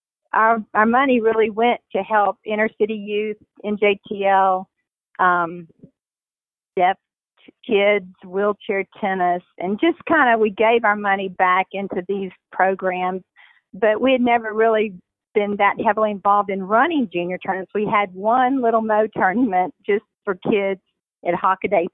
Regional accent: Shreveport, Louisiana, United States; growing up in Shreveport

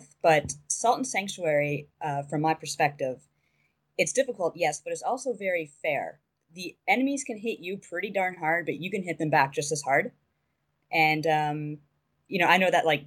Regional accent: Canada; I am a Canadian

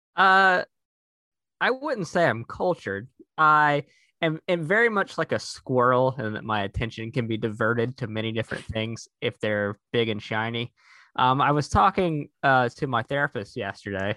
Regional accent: North Carolina, United States; growing up in North Carolina, I had a lot of exposure to NASCAR as a child

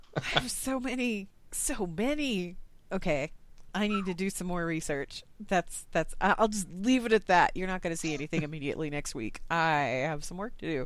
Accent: United States; I'm from the United States.

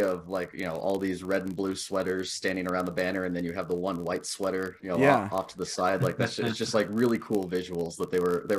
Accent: Denver, Colorado, United States; also born or lived in Boston; I grew up in Denver, so born and bred Avalanche fan.

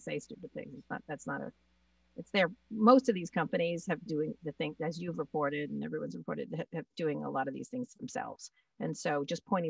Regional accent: Washington, District of Columbia, United States; It was our hometown, my hometown

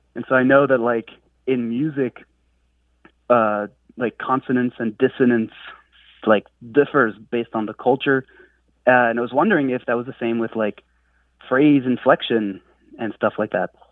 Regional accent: France; first language French; English is a second language; moved away; I grew up in France. So I, I grew up speaking French, uh, and learned English kind of as a second language

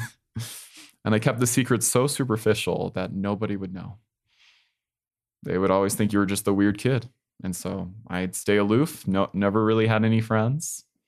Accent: Colorado, United States; my hometown of Colorado

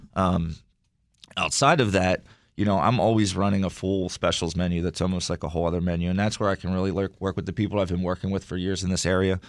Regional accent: Wilmington, Delaware, United States; moved away as an adult; also born or lived in Philadelphia; now in Washington, D.C., United States; I grew up in Wilmington, Delaware

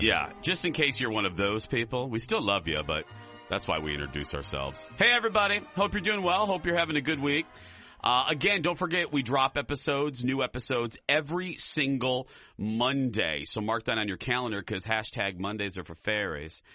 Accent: Chicago, Illinois, United States; I'm from the Chicagoland area

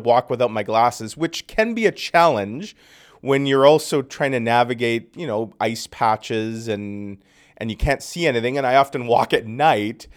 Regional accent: Winnipeg, Manitoba, Canada; I grew up in North Kildonan

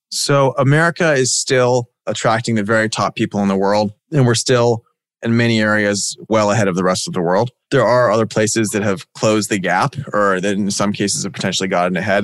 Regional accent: Silicon Valley, California, United States; where I grew up in Silicon Valley

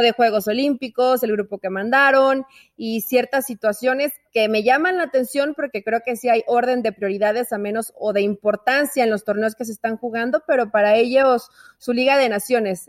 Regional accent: Mexico

